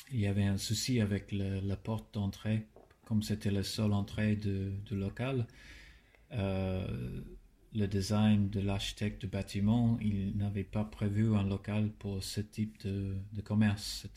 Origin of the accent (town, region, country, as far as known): Darwin, Northern Territory, Australia; born or raised there; French is a second language; moved away as an adult; also born or lived in Melbourne; now in Paris, France